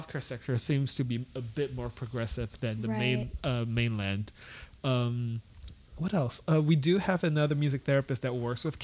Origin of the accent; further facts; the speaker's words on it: Malacca, Malaysia; moved away as an adult; also born or lived in Philadelphia, United States / New York, United States; now in United States; my hometown. The town I grew up in, Malacca